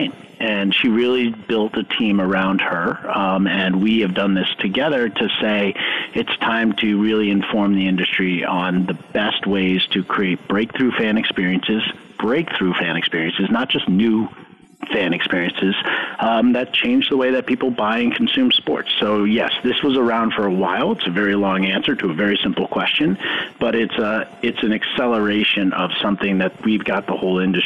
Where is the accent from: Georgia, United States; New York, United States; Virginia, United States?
New York, United States; I grew up in New York